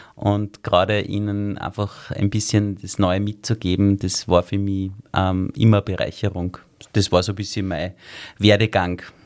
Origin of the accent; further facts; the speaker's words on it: Salzburg, Austria; moved away as an adult; also born or lived in Vienna; Ich bin ja eigentlich in Salzburg aufgewachsen